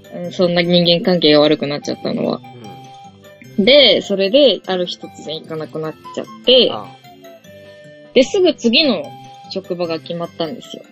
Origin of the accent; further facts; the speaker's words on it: Chiba, Japan; 私の地元の歯医者さん